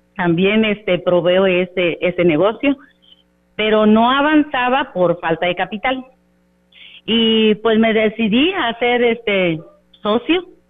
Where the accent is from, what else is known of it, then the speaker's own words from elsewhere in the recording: Ciudad Victoria, Tamaulipas, Mexico; Nosotros somos de Ciudad Victoria, Tamaulipas